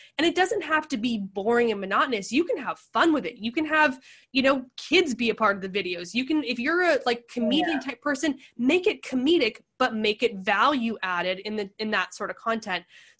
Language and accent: English; Pacific Northwest, United States; now in San Diego, United States; Like, I come from the Pacific Northwest. I know rain, but we're not built for rain.